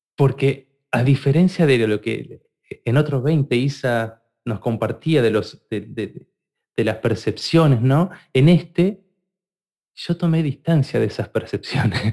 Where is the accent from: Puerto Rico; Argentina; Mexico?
Argentina; soy argentino